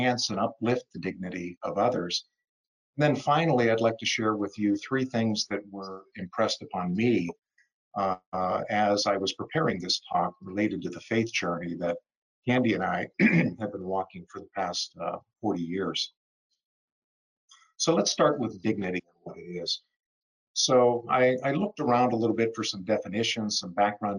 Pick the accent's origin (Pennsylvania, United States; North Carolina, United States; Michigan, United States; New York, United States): Pennsylvania, United States; Pittsburgh; moved away as an adult; also born or lived in Orlando; now in Lakewood Ranch, United States; I'm originally from Pittsburgh